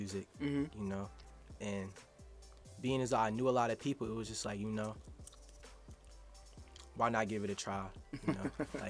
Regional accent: Germantown, United States; you feel me? Born and raised in Germantown.

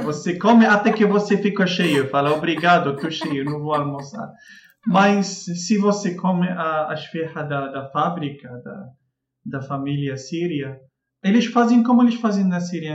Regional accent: Casablanca, Casablanca-Settat, Morocco; Portuguese is a second language; moved away as an adult; now in Rio de Janeiro, Brazil; eu sou do Marrocos, eh, eu vim da Casablanca

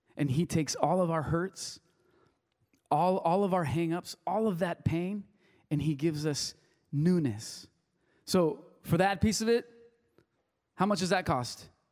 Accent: Wilmington, United States; first language Spanish; English is a second language; I grew up in little town in Wilmington

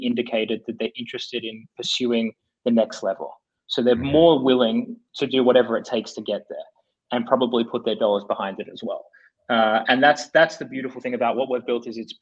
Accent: Australia; moved away as an adult; now in United States; we were as Australian guys

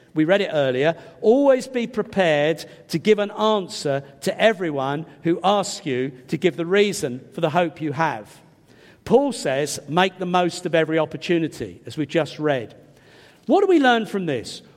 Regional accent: England, United Kingdom; I'm English

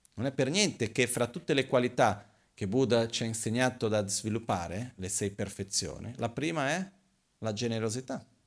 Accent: Brazil; now in Italy; quando ero bambino in Brasile succedeva, ogni tanto a casa di mio padre

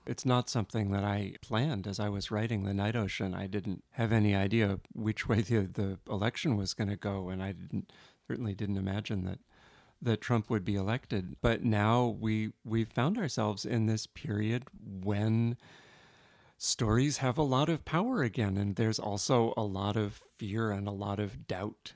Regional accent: New York City, New York, United States; for a kid growing up in New York City in the nineteen seventies and eighties

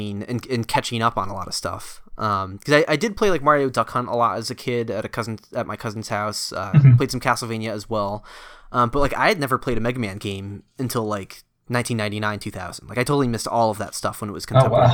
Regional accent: Connecticut, United States; moved away as an adult; also born or lived in Philadelphia; I grew up in Connecticut, so I wasn't too far from the New York area

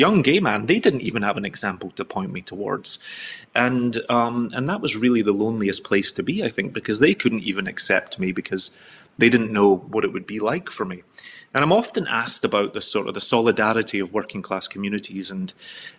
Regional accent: Scotland, United Kingdom; as a Scotsman

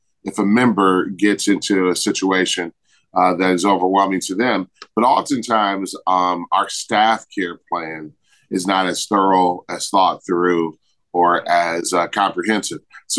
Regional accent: Michigan, United States; born and raised in Michigan.

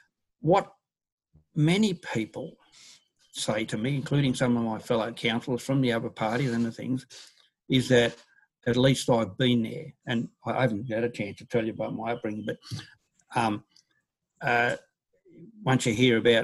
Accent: Papua New Guinea; also born or lived in Brisbane, Australia; I was born in Bulleye, went back to New Guinea where my father was a builder after the Second World War. Then we moved around and went to Brisbane and central things.

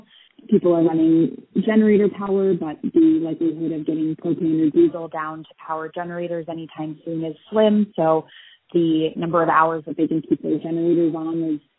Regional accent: St. Croix, U.S. Virgin Islands; moved away; I was raised in St. Croix in the U.S. Virgin Islands.

